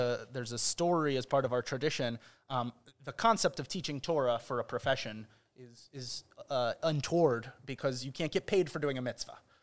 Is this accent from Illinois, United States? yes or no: yes; Chicago, Illinois, United States; also born or lived in Israel; now in Cincinnati, United States; I'm from Chicago